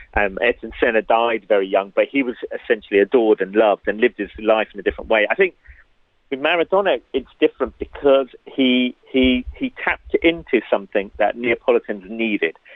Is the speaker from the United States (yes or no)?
no; London, United Kingdom; I grew up in Hackney